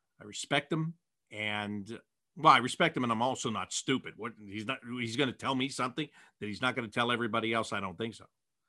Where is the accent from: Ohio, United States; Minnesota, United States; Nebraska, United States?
Ohio, United States; Cleveland; I'm from Cleveland and I know sports heartbreak.